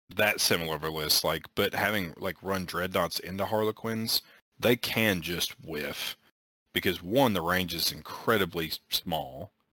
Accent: Arkansas, United States; we're from Arkansas

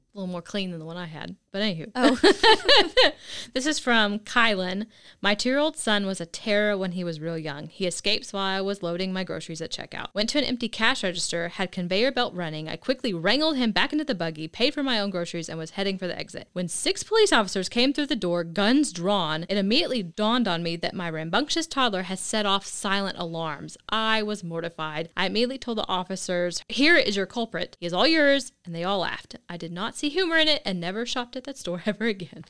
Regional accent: Oklahoma, United States; moved away; I'm originally from Oklahoma and showed at the Oklahoma Youth Expo every year since I was 9

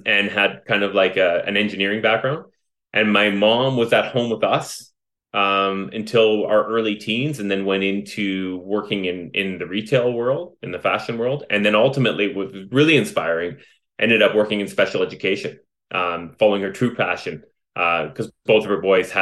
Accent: Vancouver, British Columbia, Canada; I was born right here in British Columbia, in Vancouver, raised by my heroes, my mom and dad

